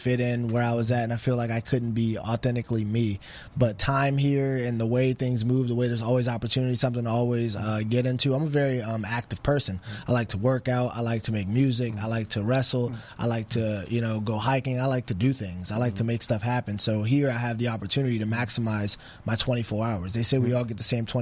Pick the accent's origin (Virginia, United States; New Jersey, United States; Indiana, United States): Virginia, United States; Alexandria; moved away; also born or lived in Las Vegas; I'm from Alexandria, Virginia